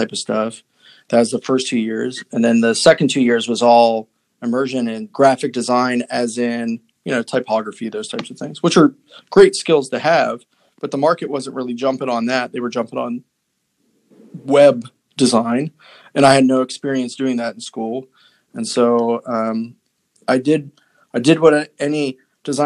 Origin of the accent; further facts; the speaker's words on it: West Virginia, United States; I grew up in West Virginia